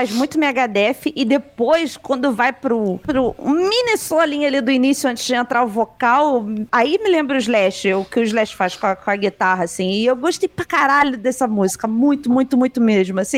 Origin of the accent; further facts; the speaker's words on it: Rio de Janeiro, Brazil; Eu sou carioca, bola.